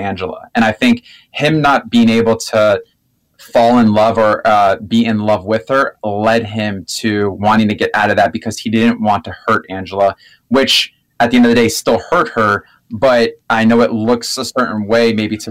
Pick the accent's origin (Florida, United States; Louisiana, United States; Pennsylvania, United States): Florida, United States; South Florida and Orlando, United States; I'm from South Florida and Orlando